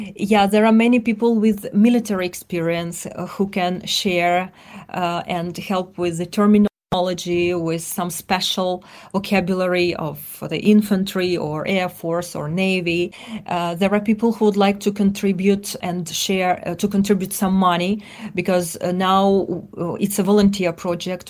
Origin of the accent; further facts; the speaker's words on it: Donetsk, Donetsk Oblast, Ukraine; English is a second language; moved away as an adult; I'm originally from Donbas region, and, uh, I lived in, uh, Donetsk up to two thousand fourteen.